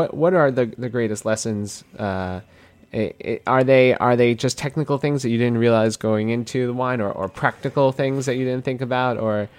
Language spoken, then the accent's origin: English; New York City, New York, United States; I grew up in Queens. Well, I'm a Queens boy.